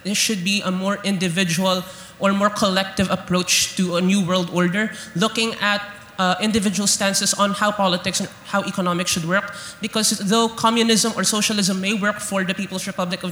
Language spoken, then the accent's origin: English; Philippines; as a Filipino